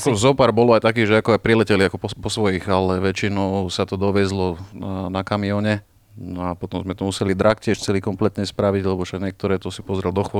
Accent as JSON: {"language": "Slovak", "town": "Bratislava", "region": "Bratislava Region", "country": "Slovakia", "said": "Čiže u nás v Bratislave?"}